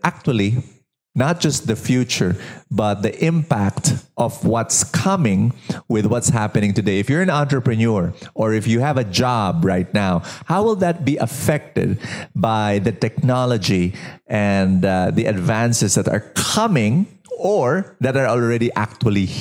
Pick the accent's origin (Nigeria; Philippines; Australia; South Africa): Philippines; I'm a Filipino